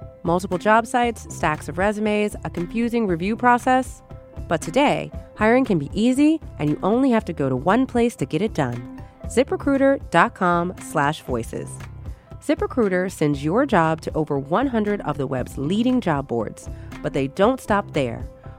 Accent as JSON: {"language": "English", "region": "New York", "country": "United States", "said": "And being a New Yorker, it's absolutely amazing to have the ability to see Spider-Man go through Manhattan."}